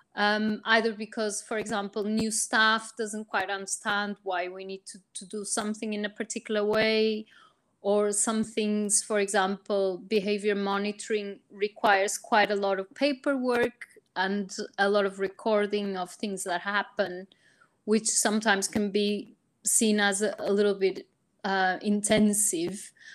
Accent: Portugal; now in United Kingdom; I'm originally from Portugal, but I've worked in the UK for many years

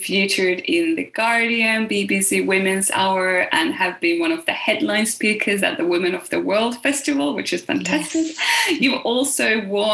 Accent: Finland; I'm from Finland

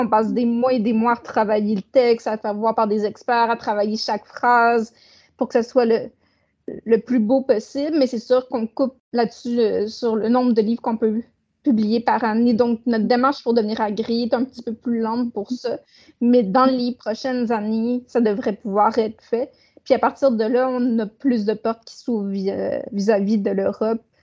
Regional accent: Saguenay, Quebec, Canada; je suis née au Saguenay puis je demeure toujours au Saguenay

